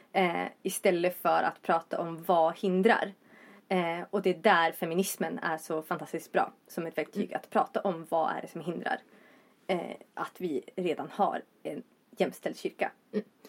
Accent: Vindeln, Västerbotten County, Sweden; moved away as an adult; also born or lived in Gothenburg; now in Uppsala, Sweden; Från Västerbotten. Eh, Vindeln mer specifikt.

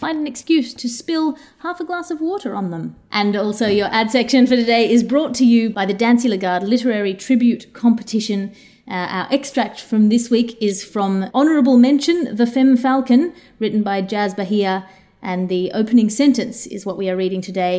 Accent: Australia; moved away; As an Australian, as somebody who's come from a country which knows about invasive species

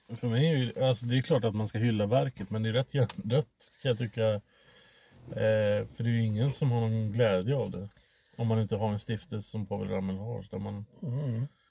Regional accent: Sweden; mig som svensk

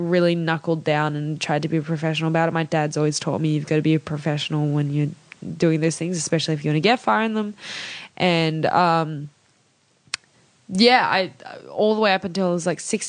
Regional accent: Sydney, New South Wales, Australia; also born or lived in Canberra / Malaysia; I grew up in Sydney since I was 6 or 5 years old

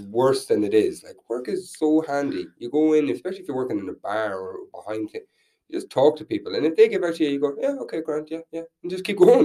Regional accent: Tubbercurry, Connacht, Ireland; also born or lived in Vietnam; now in Dublin, Ireland; I'm from Tubbercurry

